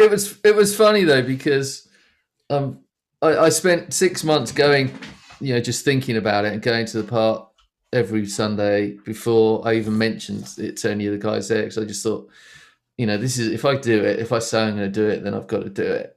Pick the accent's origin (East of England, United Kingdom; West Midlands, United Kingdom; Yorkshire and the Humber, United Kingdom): East of England, United Kingdom; Essex; I grew up in Essex, which is, um, It just kinda east of London.